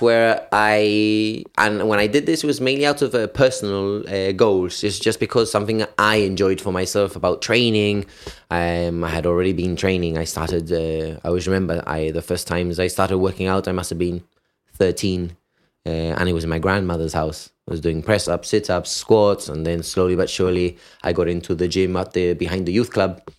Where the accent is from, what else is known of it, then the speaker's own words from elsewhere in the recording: United Kingdom; I could enter the country being British